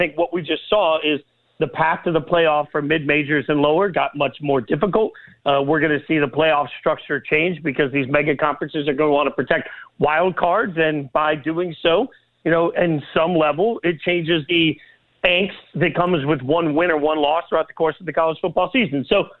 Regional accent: Las Vegas, Nevada, United States; moved away; y'all know that I'm originally from Vegas. And for years, being originally from Vegas

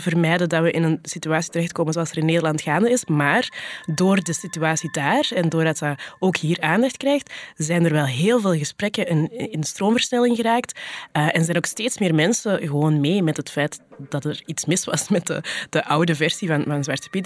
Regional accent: Flanders, Belgium

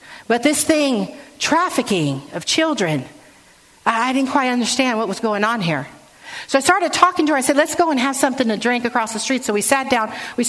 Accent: San Francisco, California, United States; So it was great growing up in San Francisco, and I learned a lot.

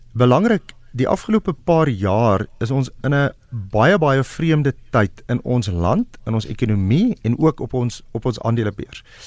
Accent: South Africa; ons as Suid-Afrikaners

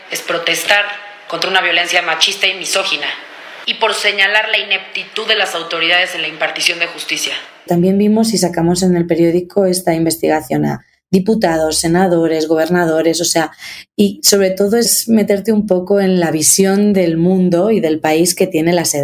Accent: Spain; now in Mexico; yo llevo ocho años en México, soy española

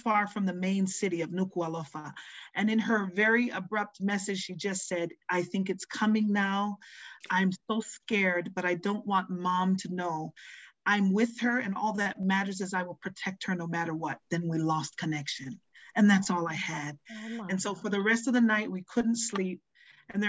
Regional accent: Tonga; moved away; also born or lived in Hawaii; I was born in Hawaii but raised in Tonga

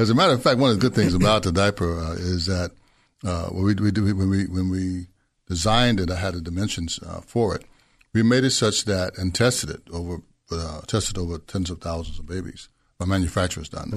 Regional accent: Memphis, Tennessee, United States; I'm from Memphis, Tennessee. Grew up there

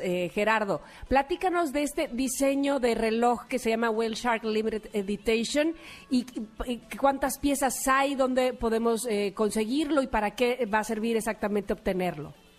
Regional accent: Veracruz, Mexico; yo soy de Veracruz

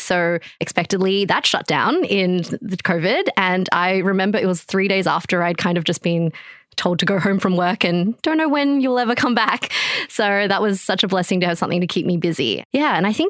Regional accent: China; born there; And I was born in China and both my parents are Chinese.

